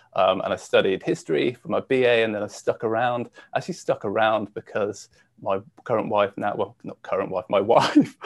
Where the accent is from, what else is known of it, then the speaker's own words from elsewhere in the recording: Shropshire, West Midlands, United Kingdom; I grew up in the UK um, and actually a little, uh, well, a county called Shropshire